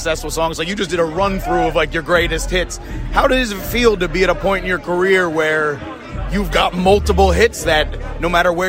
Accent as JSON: {"language": "English", "town": "Philadelphia", "region": "Pennsylvania", "country": "United States", "said": "I'm from Philly like you."}